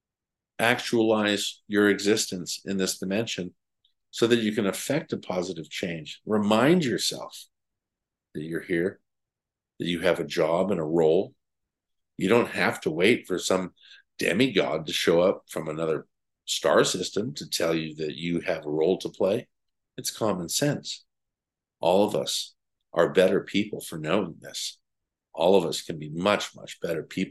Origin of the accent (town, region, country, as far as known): United States